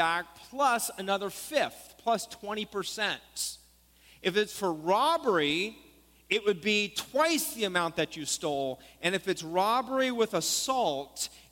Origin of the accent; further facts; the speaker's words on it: Stockton, California, United States; We said, Stockton.